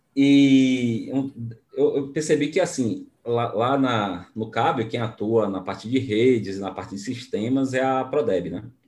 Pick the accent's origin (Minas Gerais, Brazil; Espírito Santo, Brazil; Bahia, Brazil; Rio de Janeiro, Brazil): Bahia, Brazil; Baiano, porque eu sou baiano também, né? Da terra do, do dendê e leite